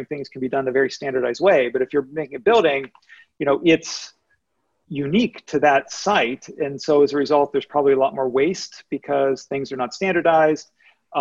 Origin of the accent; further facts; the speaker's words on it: Pittsburgh, Pennsylvania, United States; I grew up in Pittsburgh